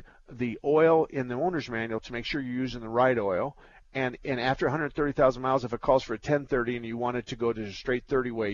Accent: Douglas, Arizona, United States; I was born and raised in Douglas

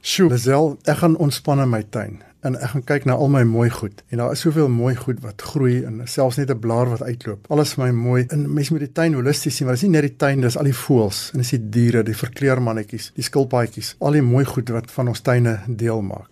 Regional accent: Johannesburg, Gauteng, South Africa; ek was in Linde, Johannesburg, ook op skool daar

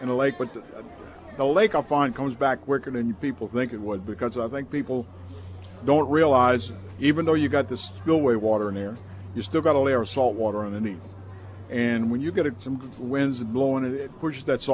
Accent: Metairie, Louisiana, United States; also born or lived in Thibodaux, Louisiana; now in Lacombe, United States; I was raised in Metairie and raised my kids in Metairie

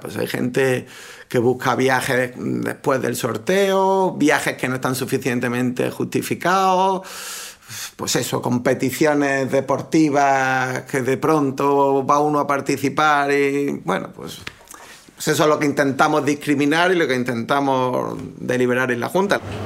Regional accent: Granada, Andalusia, Spain; now in Gijón, Spain; voy a hablar de mi tierra, a Granada

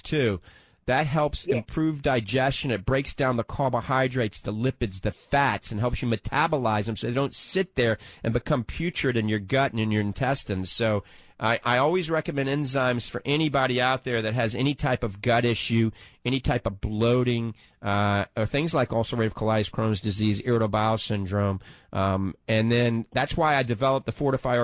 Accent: New Orleans, Louisiana, United States; now in Ocala, United States; I grew up in New Orleans

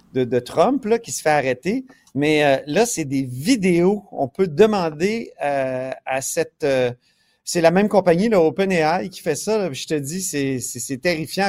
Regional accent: Quebec, Canada; on est plein de Québécois

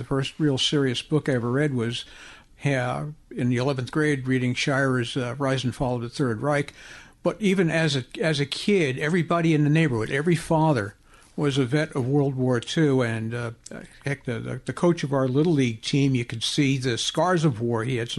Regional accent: New York City, New York, United States; now in Yonkers, United States; Oh, I'm originally from the Bronx. And almost exactly 70 years ago, moved up to Yonkers. And been living there basically ever since then, except for about maybe 30 years or so when the Naval Service had me.

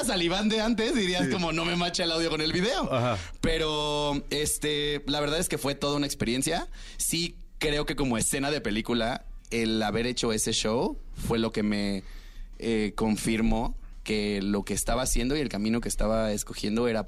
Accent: Cancún, Quintana Roo, Mexico; yo soy de Cancún.

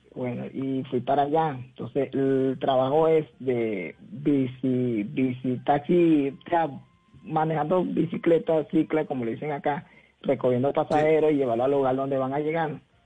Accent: Coro, Falcón, Venezuela; moved away as an adult; also born or lived in Valledupar, Colombia / Barranquilla, Colombia; now in Cali, Colombia; del estado Falcón, ciudad de Coro.

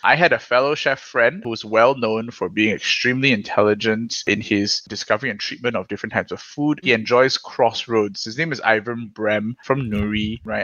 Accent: Singapore

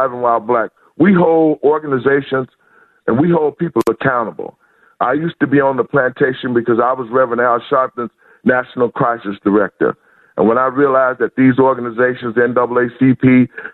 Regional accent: Chicago, Illinois, United States; I'm from Inglewood. I grew up in Chicago, 5618 Carpenter

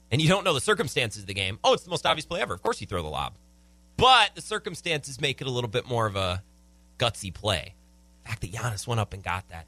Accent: United States; growing up in America

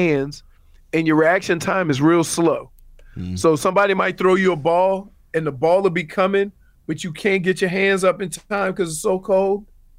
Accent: New Orleans, Louisiana, United States; moved away as an adult; also born or lived in Michigan / Cleveland; So, I'm from New Orleans.

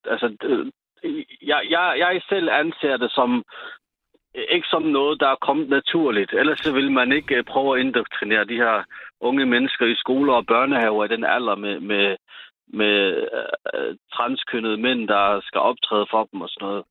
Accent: Sønderborg, Southern Denmark, Denmark; i Sønderborg, hvor jeg er fra

